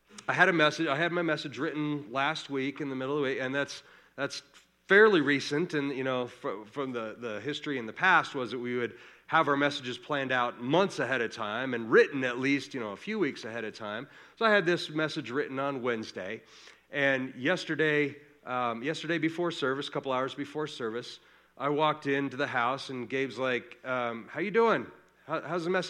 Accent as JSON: {"language": "English", "region": "Colorado", "country": "United States", "said": "we are from Colorado"}